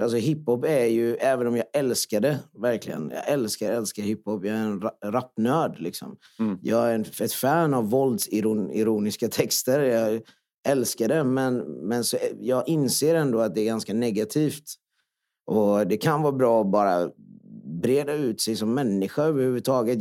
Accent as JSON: {"language": "Swedish", "town": "Jönköping", "region": "Jönköping County", "country": "Sweden", "second_language": "Swedish", "said": "jag kommer ju från Öxnehaga och kommer från en flyktingfamilj."}